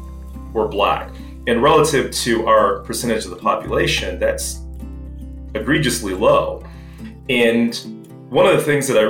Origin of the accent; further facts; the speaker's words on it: Los Angeles, California, United States; I grew up in Los Angeles, California